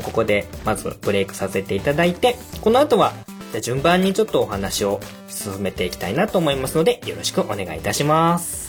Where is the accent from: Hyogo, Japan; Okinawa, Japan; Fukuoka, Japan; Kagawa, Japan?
Kagawa, Japan; now in Gunma, Japan; もともと出身は香川県なんですけれども今はまあ群馬に越してきてて